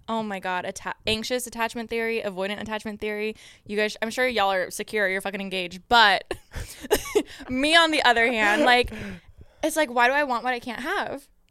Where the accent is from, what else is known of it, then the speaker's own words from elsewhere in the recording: Moreno Valley, California, United States; growing up in Moreno Valley